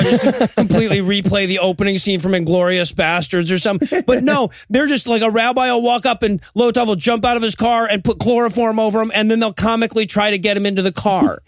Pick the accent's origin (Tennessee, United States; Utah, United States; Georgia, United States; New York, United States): Georgia, United States; I grew up in Georgia